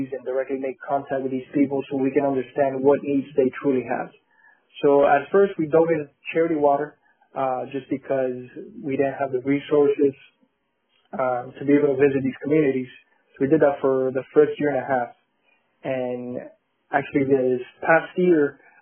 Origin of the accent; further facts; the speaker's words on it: Colombia; now in Miami, United States; we are from Colombia in South America